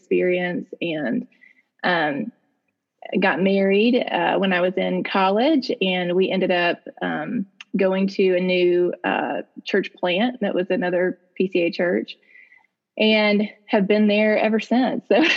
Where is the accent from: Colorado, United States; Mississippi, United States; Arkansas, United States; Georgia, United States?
Mississippi, United States; Jackson; I'm in Jackson, Mississippi. Born and raised here, still live here